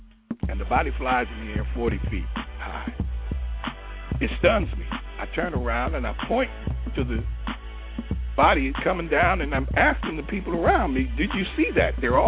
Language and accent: English; Carolina, United States; everybody looked at me in fear and respect because I said I was from Carolina, right?